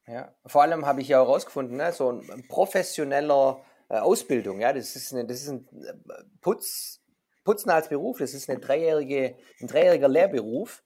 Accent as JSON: {"language": "German", "region": "Swabia", "country": "Germany", "said": "ich als Schwabe"}